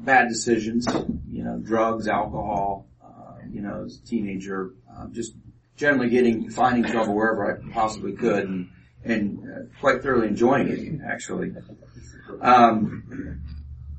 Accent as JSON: {"language": "English", "town": "Kansas City", "region": "Missouri", "country": "United States", "tie": "born or raised there", "said": "I was born in Kansas City, Missouri. My mom and I lived there"}